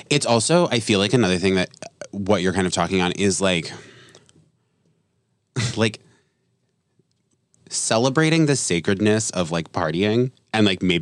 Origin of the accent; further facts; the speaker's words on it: New England, United States; I'm from New England. So there's a lot of like Catholic shame around getting